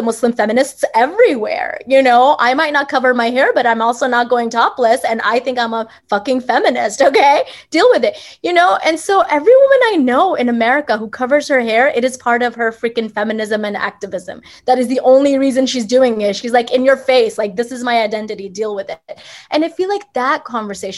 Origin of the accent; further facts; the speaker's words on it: Mississippi, United States; I grew up in the South in Mississippi